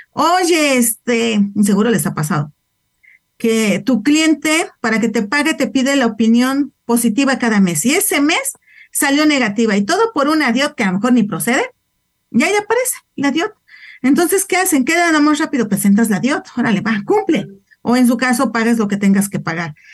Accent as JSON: {"language": "Spanish", "country": "Mexico", "said": "Nosotros también como mexicanos somos residentes fiscales en México"}